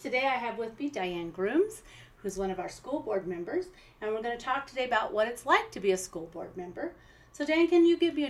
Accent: Oxnard, California, United States; also born or lived in Camarillo, California; I grew up in Oxnard, which was very foggy, and then as a teenager lived in Camarillo.

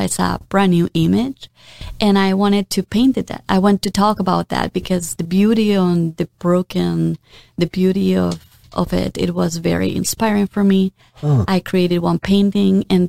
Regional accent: Mexico; moved away as an adult; now in Florida, United States; I was born and raised in Mexico

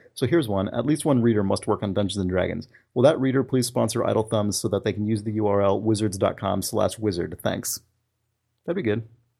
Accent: Houston, Texas, United States; and that's because I grew up in Houston.

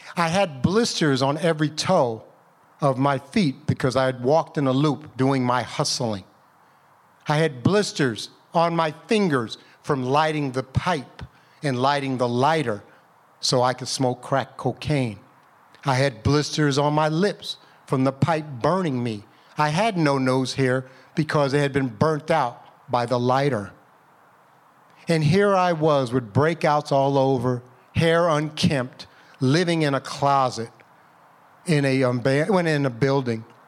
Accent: United States; I'm from Chester Valley. I went to Bartlett High School.

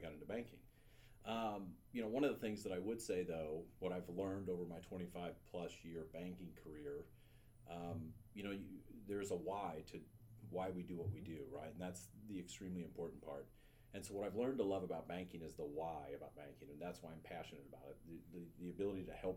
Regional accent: St. Louis, Missouri, United States; moved away as an adult; now in Columbia, United States; I grew up in St. Louis

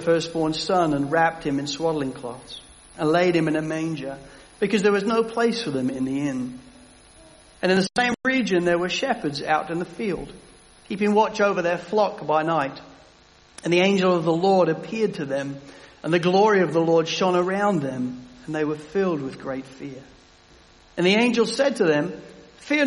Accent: England, United Kingdom; as an Englishman

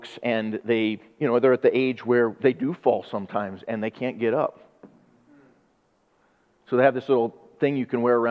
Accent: United States; I'm an American

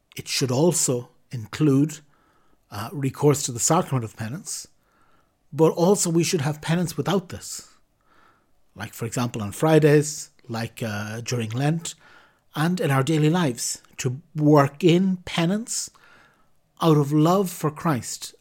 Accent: Ireland; as an Irishman

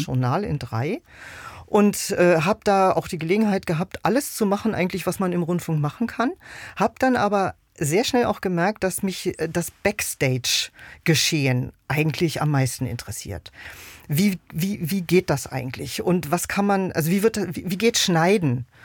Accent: Berlin, Germany; Also ich bin äh, in Westberlin geboren ein Kind der deutsch-deutschen Teilung

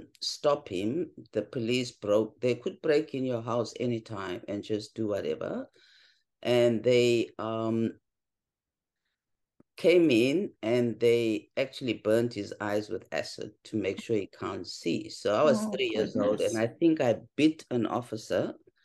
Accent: South Africa; For me as a kid, it was, I think I can use the word because of the context, a more privileged background than my fellow South Africans.

